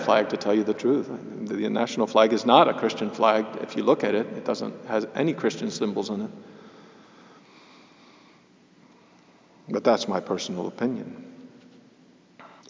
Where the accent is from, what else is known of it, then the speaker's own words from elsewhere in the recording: Wilmington, North Carolina, United States; I'm from the South, I'm from Wilmington, North Carolina